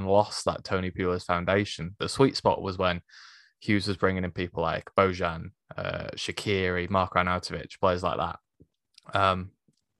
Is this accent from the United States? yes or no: no; Stoke-on-Trent, West Midlands, United Kingdom; moved away as an adult; now in Solihull, United Kingdom; I was born and raised in Stoke, but I now live in, well, I now live in Solihull